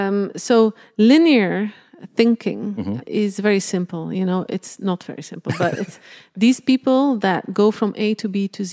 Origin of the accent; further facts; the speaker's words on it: Belgium; I grew up in a very small village, mm-hmm. in a small village in Belgium. My mom actually had a sporting goods store.